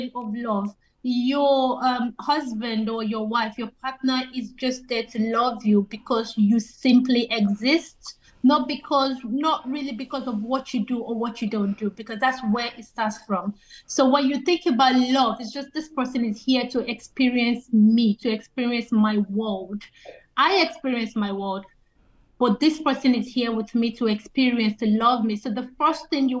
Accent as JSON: {"language": "English", "country": "Nigeria", "also_born_or_lived": "England", "moved": "yes", "lives_now": "Ireland", "said": "I'm Nigerian."}